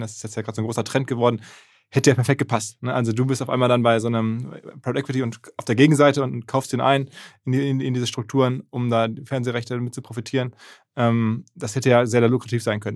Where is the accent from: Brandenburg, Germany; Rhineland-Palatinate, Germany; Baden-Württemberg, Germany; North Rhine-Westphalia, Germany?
North Rhine-Westphalia, Germany; Essen; ich bin ja Essener